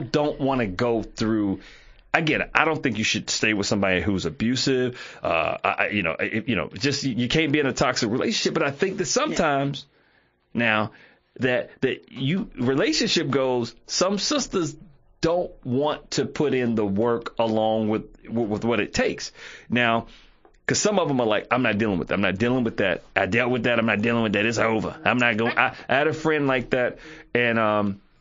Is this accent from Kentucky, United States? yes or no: yes; Harlan County, Kentucky, United States; I'm from Harlan County